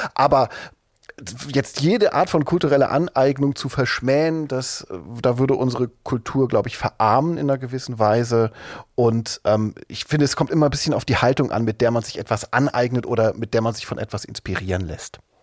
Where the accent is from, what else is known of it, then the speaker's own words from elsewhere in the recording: East Germany, Germany; Ich bin ja in der DDR aufgewachsen, die ersten zehn Jahre meines Lebens.